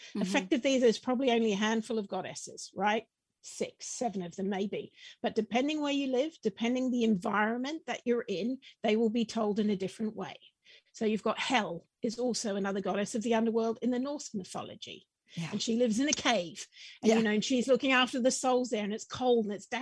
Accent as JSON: {"language": "English", "region": "Wellington", "country": "New Zealand", "tie": "born or raised there", "said": "I grew up in New Zealand. My teenage years were spent in Wellington, bottom of the North Island."}